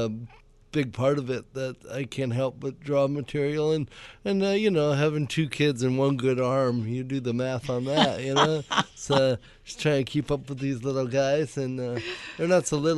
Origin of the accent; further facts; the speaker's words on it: Cameroon; moved away; I was born in Cameroon, West Africa.